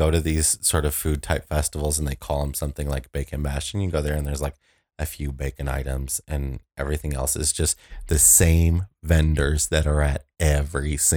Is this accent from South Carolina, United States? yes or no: no; Aurora, Illinois, United States; I'm from Aurora